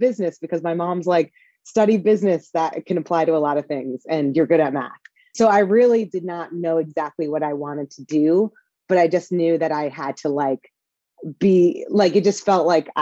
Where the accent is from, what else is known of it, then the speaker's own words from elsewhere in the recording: New Jersey, United States; moved away as an adult; also born or lived in New York City, United States / Boston, United States; now in Texas, United States; I grew up in Jersey.